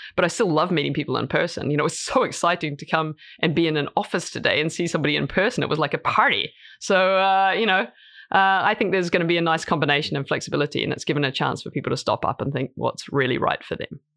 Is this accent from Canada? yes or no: no; New Zealand; moved away as an adult; also born or lived in United States / New York / London; now in Norway; I'm from New Zealand originally, uh, and I went over to the states to study.